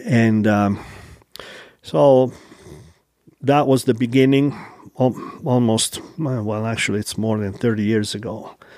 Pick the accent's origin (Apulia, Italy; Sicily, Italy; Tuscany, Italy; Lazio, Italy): Apulia, Italy; Taranto; now in Utah, United States; from, uh, nice coast town in southern Italy called Taranto